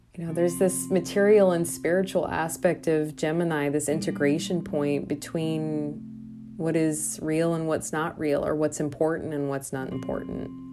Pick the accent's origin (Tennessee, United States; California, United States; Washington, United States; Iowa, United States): Iowa, United States; now in Milwaukee, United States; my home state, uh, I think of One Iowa specifically